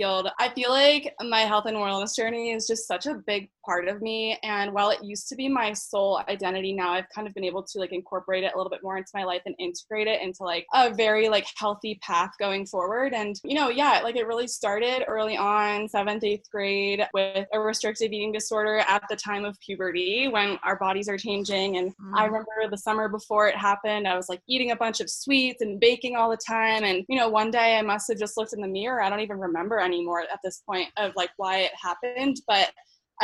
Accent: Philadelphia, Pennsylvania, United States; moved away as an adult; now in Denver, United States; I grew up in the Philly area right outside and went to college there to Villanova

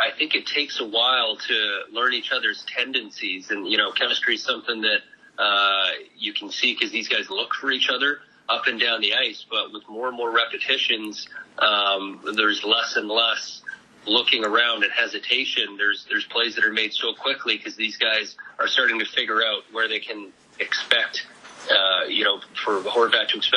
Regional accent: Canada; moved away; I grew up in Canada

